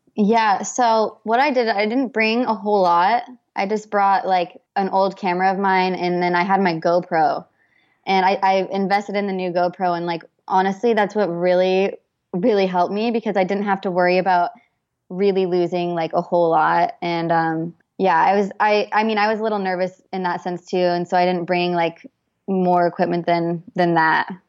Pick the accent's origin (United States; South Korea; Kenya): United States; Boise, Idaho; moved away as an adult; now in San Diego, United States; grew up in Boise, Idaho